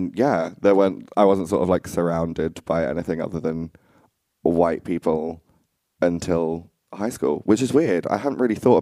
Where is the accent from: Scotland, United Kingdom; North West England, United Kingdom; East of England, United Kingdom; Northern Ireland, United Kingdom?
East of England, United Kingdom; Essex; I grew up in Essex. It's not too far from London